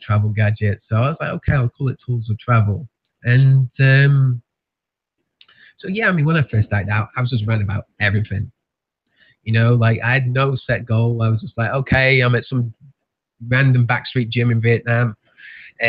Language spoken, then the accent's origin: English; near Manchester, North West England, United Kingdom; moved away as an adult; now in Tasmania, Australia; growing up in England